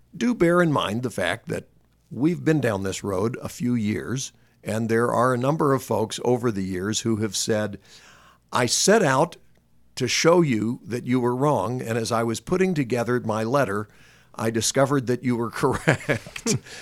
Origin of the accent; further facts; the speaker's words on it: North Carolina, United States; moved away; I was from North Carolina